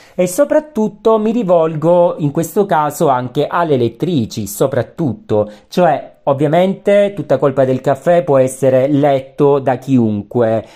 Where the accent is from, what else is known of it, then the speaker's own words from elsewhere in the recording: Calabria, Italy; Calabria, terra che amo, visto che ci sono nato